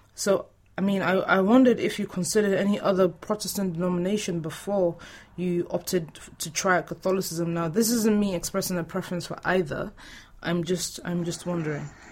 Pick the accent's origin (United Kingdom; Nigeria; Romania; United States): Nigeria; moved away; we're both Nigerian